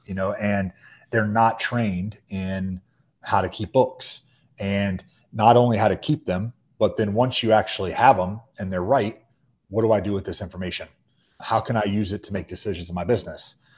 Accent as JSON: {"language": "English", "town": "Charlotte", "region": "North Carolina", "country": "United States", "tie": "born or raised there", "said": "born and raised in the Charlotte, the greater Charlotte area"}